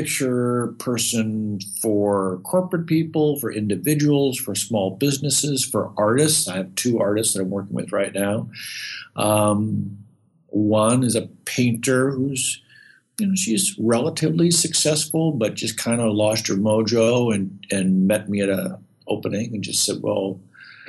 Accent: Midwest, United States; moved away; I grew up in the Midwest. I'm a kind of a small town guy.

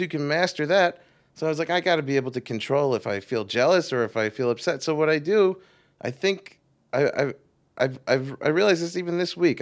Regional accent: New York, United States; I'm from New York, originally

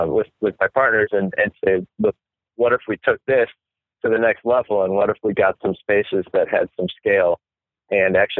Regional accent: Wisconsin, United States; moved away as an adult; now in New York, United States; I grew up in the Midwest in Wisconsin

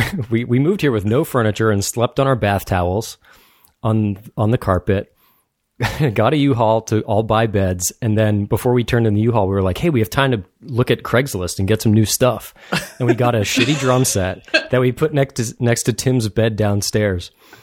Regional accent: Londonderry, New Hampshire, United States; Londonderry, New Hampshire.

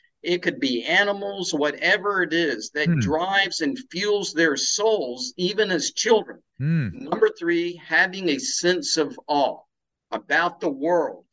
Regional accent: South Carolina, United States; also born or lived in India; now in Tampa, Florida, United States; living in the South, which I love and grew up with in the small hometown in South Carolina

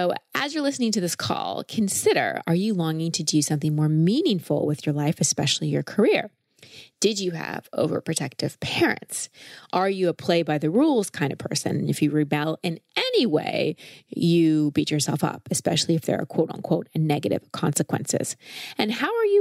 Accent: United States; I am an American girl.

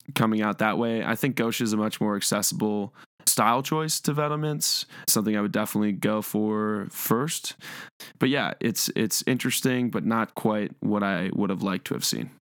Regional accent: Cleveland, Ohio, United States; I'm from Cleveland

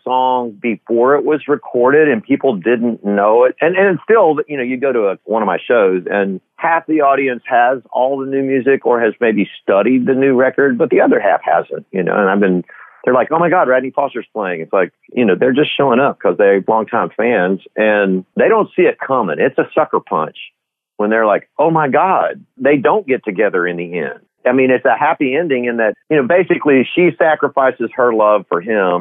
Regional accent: Del Rio, Texas, United States; I was born and raised in Del Rio, Texas

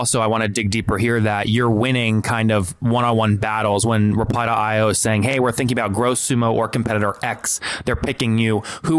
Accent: United States; smarter usually than us Americans.

